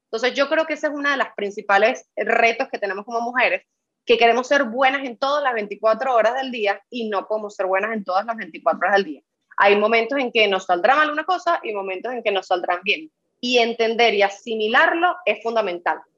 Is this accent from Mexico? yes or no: no; Venezuela; now in Dominican Republic; en mi país de origen, que es Venezuela